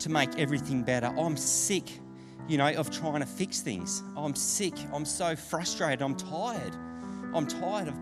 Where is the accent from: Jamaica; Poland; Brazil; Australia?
Australia; Deniliquin, New South Wales; I grew up in Danny. I don't know if any of you guys are familiar with Deniliquin. I got brought up there as a kid